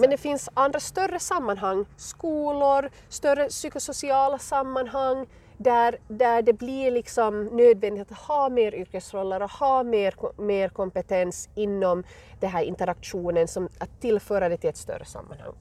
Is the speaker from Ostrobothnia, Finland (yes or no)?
yes; west coast of Finland, Ostrobothnia, Finland; accent: Finland Swedish; moved away as an adult; also born or lived in Arizona, United States; now in Colorado, United States; jag kommer alltså från eh, Finlands västkust, från Österbotten, men hamnade här eh, för nästan tio år sedan.